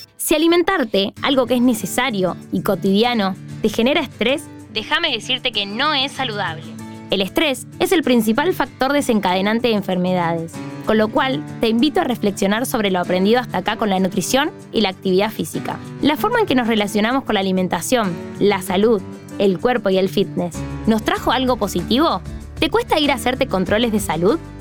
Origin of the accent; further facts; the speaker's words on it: Argentina; Vivo y soy de Argentina.